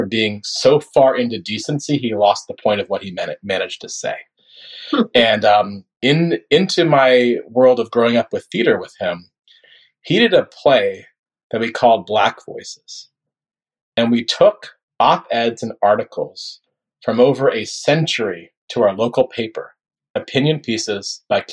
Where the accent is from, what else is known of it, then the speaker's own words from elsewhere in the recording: Northern Florida, United States; I grew up in Florida, but I grew up in Northern Florida, which is much more like Southern Georgia than it is the Miami people or Palm Beach people know